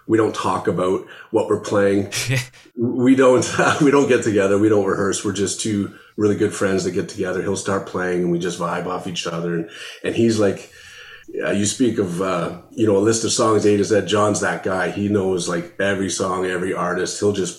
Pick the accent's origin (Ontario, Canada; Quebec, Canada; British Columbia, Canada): Ontario, Canada; London; now in Ottawa, Canada; Yeah, so I'm newer to the Ottawa area. I'm actually from London, Ontario, like St. Thomas, that area.